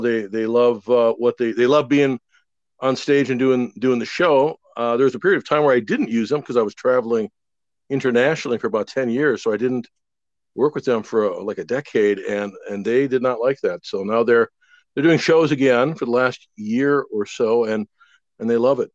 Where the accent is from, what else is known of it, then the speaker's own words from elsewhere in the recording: Wisconsin, United States; I'm from Wisconsin.